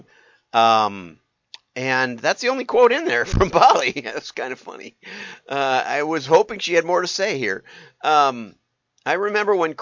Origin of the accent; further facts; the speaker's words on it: America's Dairyland, Wisconsin, United States; I grew up in America's Dairyland.